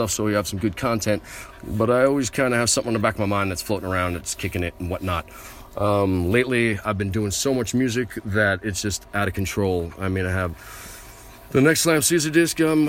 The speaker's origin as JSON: {"language": "English", "country": "United States", "said": "I am an American"}